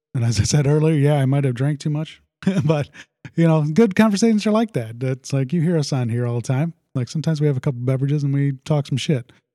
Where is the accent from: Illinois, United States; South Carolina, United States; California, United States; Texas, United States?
Illinois, United States; Sandwich; also born or lived in South Side of Chicago / New Lenox, Illinois; we moved to Sandwich when I was in about the uh, what was it, seventh grade, sixth grade, something like that. And yeah, it's been it's definitely my home. I always call Sandwich, I, yeah, hometown.